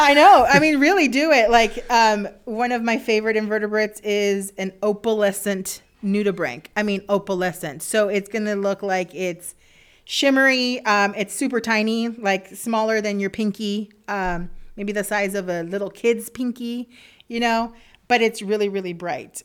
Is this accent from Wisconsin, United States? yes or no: no; South Texas, United States; moved away as an adult; also born or lived in Alaska; I'm originally from South Texas, and South Padre Island was an hour away from me